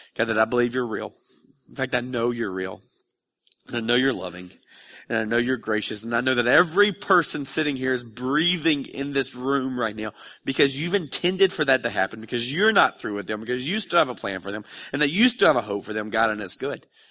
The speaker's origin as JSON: {"language": "English", "town": "Dalton", "region": "Georgia", "country": "United States", "tie": "born or raised there", "said": "I grew up in Dalton, which isn't a really exciting place now, but back in the mid-nineties, Dalton, Georgia was a really happening"}